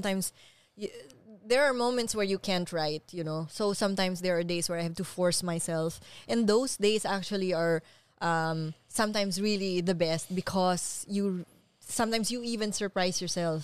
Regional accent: Philippines; moved away as an adult; now in New York, United States; I was born and raised in the Philippines

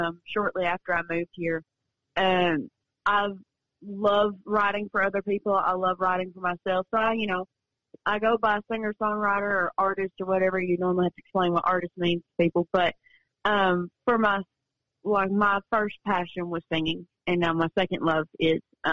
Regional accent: western Kentucky, United States; now in Nashville, United States; my hometown, because I am from like where Illinois, Missouri, Tennessee, they all touch Kentucky

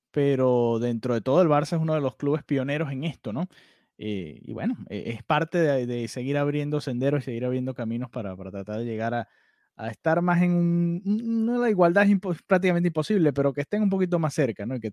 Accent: Venezuela; Primero los dos somos venezolanos y tenemos que decirlo.

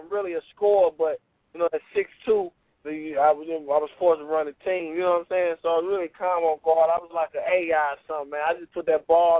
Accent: California, United States; So I'm used to Cali. I'm from Cali.

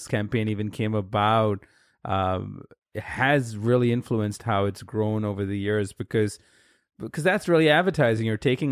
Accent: India; now in United States; I grew up in India

